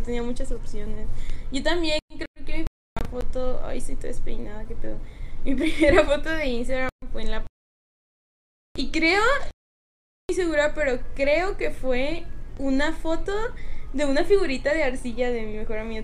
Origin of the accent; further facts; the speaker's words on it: Mazatlán, Sinaloa, Mexico; moved away; yo soy de, de Mazatlán, Sinaloa, entonces si vengo de bastante lejos